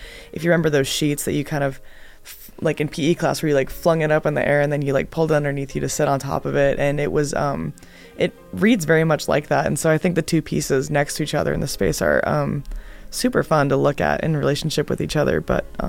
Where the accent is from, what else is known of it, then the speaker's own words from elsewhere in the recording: Washington, District of Columbia, United States; Get Home Safe is about my childhood growing up in Washington, D.C. in the 80s and 90s.